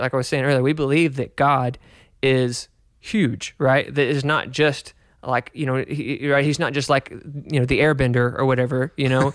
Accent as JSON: {"language": "English", "country": "United States", "tie": "born or raised there", "said": "growing up in America"}